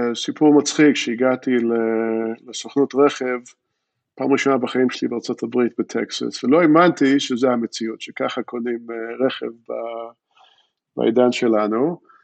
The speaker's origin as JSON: {"language": "Hebrew", "town": "Jerusalem", "region": "Jerusalem District", "country": "Israel", "tie": "born or raised there", "also_born_or_lived": "Philadelphia, United States", "accent": "American", "first_language": "English", "second_language": "Hebrew", "said": "באתי מפילדלפיה לירושלים, אבל לצורך העניין, אה, בגיל שמונה כבר לא זוכרים את הרוב, אז טכנית אני מפילדלפיה, אבל הרבה זמן פה בירושלים"}